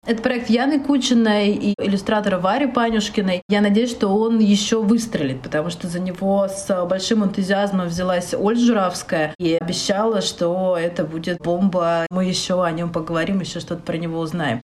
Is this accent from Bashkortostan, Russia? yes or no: no; Khabarovsk, Khabarovsk Krai, Russia; moved away as an adult; also born or lived in Okha, Sakhalin; Я родилась вообще на Сахалине в городе Аха, в супер маленьком городе. А потом мы переехали в город чуть побольше, но все равно это был Хабаровск.